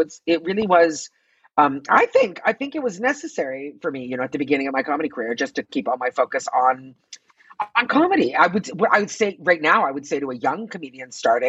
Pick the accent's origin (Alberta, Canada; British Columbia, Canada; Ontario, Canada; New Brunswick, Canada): Ontario, Canada; Toronto; moved away as an adult; also born or lived in Quebec; now in Los Angeles, United States; As you said, I'm Canadian. I'm from Toronto.